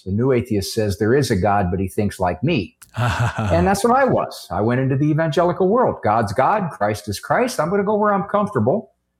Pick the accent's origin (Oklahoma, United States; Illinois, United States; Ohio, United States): Ohio, United States; Canton; I was brought up Catholic in Canton, Ohio, home of Mother Angelica.